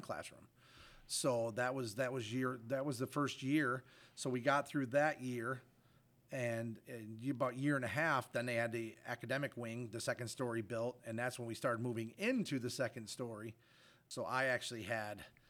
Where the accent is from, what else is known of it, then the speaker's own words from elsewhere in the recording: Fruitport, Michigan, United States; currently live in the district. Also graduated from the district from 1987